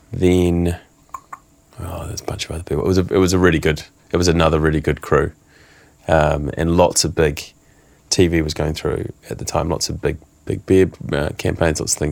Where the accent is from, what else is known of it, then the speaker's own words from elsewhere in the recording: London, United Kingdom; it was a combination of I'm from London you know